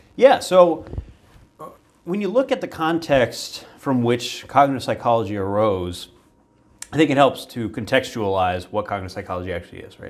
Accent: Virginia, United States; I grew up in Virginia

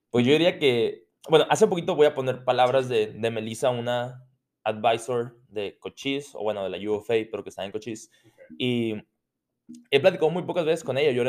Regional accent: France; Spanish is a second language; Sí, ah, mira, o sea, ese momento, pero soy francés.

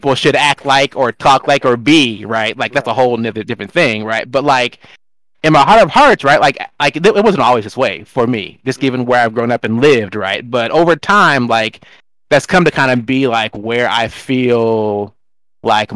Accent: Seattle, Washington, United States; also born or lived in Charlotte, North Carolina; I'm from Seattle

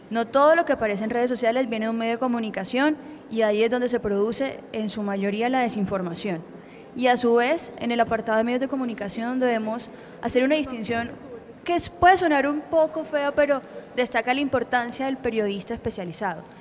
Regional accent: Barranquilla, Atlántico, Colombia; soy periodista científica barranquillera.

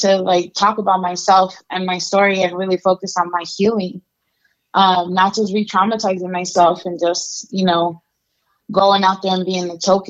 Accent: Las Vegas, Nevada, United States; also born or lived in Chihuahua, Mexico / Nebraska; I was born in Mexico. I'm from Chihuahua. And I came to the U.S. when I was 3 years old. And I grew up undocumented between here in Las Vegas and in Nebraska.

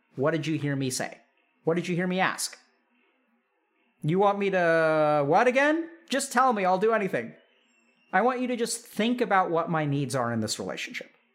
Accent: Texas, United States; growing up in Texas

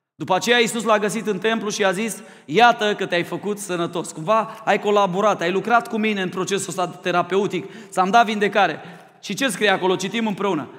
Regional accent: Romania

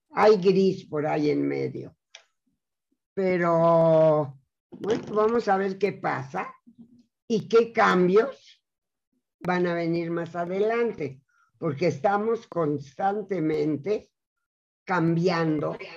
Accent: Mexico; La comunidad judía se ha integrado a México. Somos mexicanos y respetamos y queremos a este país completamente.

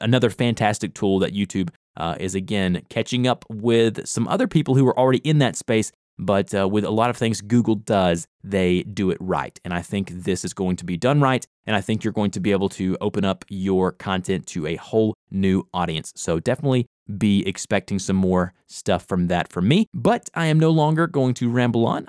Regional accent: the South, United States; accent: Southern; I am from the South and I do my best on my podcast and, and anything that I present myself on the internet to try and kind of tone back the Southern accent

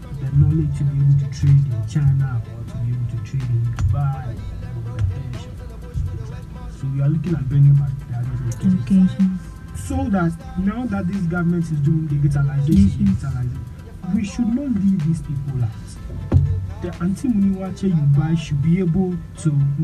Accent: Ghana; I grew up in Butakari

